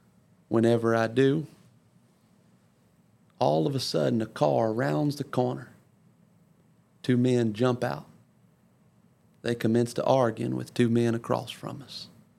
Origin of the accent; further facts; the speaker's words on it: Ponchatoula, Louisiana, United States; I had been back in my hometown of Louisiana, back in Ponchatoula